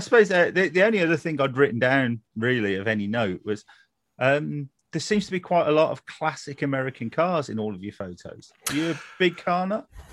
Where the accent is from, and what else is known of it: United Kingdom